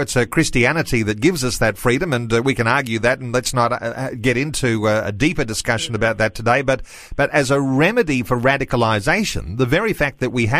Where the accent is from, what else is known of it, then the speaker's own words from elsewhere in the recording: Australia; something special about being Australian